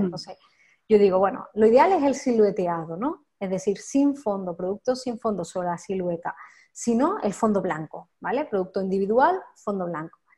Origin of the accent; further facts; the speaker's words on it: Campillos, Andalusia, Spain; moved away as an adult; also born or lived in Madrid; now in Campillos, Spain; yo llevaba tiempo como queriendo volverme a Málaga, ¿no? A mi pueblo, que es Campillo